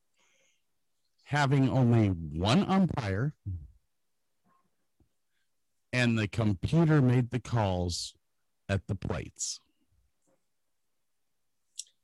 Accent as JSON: {"language": "English", "town": "Medina", "region": "Washington", "country": "United States", "tie": "born or raised there", "said": "I grew up in Medina"}